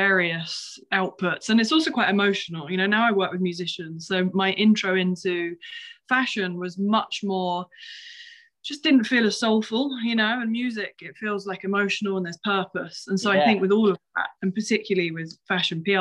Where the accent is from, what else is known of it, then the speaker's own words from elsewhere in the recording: Kent, South East England, United Kingdom; I'm from Kent, which is about an hour from London.